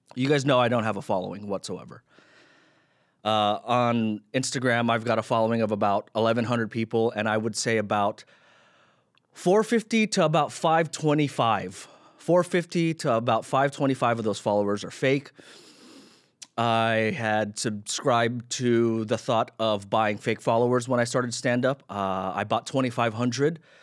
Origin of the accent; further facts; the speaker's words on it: Philippines; I'm Filipino